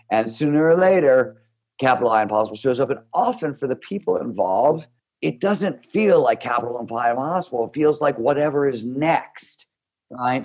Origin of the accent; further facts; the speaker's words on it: Cleveland, Ohio, United States; I grew up in Cleveland, Ohio